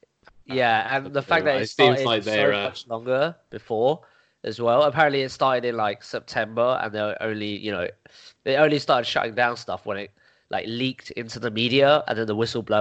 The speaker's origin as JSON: {"language": "English", "region": "England", "country": "United Kingdom", "tie": "born or raised there", "said": "half Vietnamese, half Chinese, born and raised in England."}